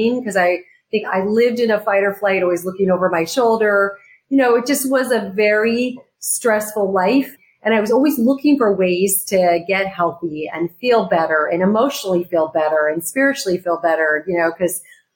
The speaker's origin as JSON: {"language": "English", "region": "Arizona", "country": "United States", "tie": "born or raised there", "also_born_or_lived": "New York City", "moved": "as an adult", "lives_now": "California, United States", "said": "I grew up in Arizona"}